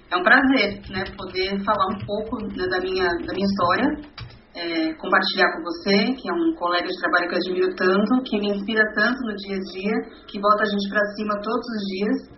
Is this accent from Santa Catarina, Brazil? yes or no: no; Barueri, São Paulo, Brazil; also born or lived in Osasco, Brazil; now in Santana de Parnaíba, Brazil; eu sou paulista, nasci em Osasco, na cidade de Osasco, uma cidade da Grande São Paulo, né, para quem, tá, quem não conhece. Uh, com mais ou menos sete anos eu fui morar numa outra cidade, que é Barueri, também grande São Paulo, e hoje eu vivo em Santana de Parnaíba